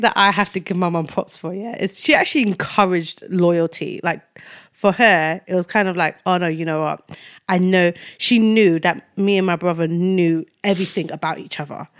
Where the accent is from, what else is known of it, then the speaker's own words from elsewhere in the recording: Nigeria; moved away; I was born in Nigeria